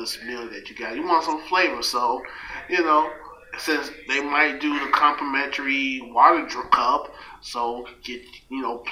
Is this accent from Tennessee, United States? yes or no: no; Orlando, Florida, United States; I'm from Orlando, Florida, down on Oak Ridge Road